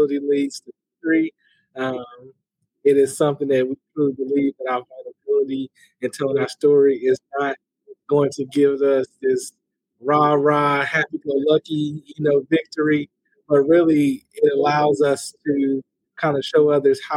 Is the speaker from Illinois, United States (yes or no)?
yes; Chicago, Illinois, United States; moved away as an adult; also born or lived in Minnesota / Indiana; now in Gainesville, United States; I am originally from the Chicagoland area